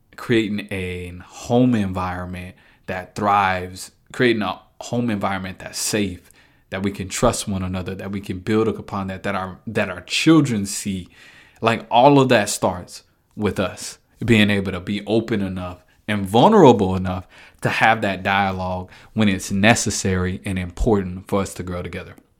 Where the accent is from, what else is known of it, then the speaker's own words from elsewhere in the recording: Dallas, Texas, United States; moved away as an adult; now in Kansas City, United States; I moved from Dallas. Folk know I'm a Dallas guy. Moving from Dallas up to Kansas City uh, was a huge transition for me